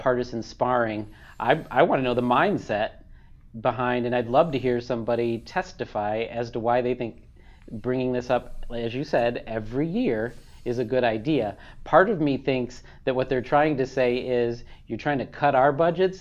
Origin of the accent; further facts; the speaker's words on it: Michigan, United States; now in California, United States; I'm from Michigan, which is tectonically stable.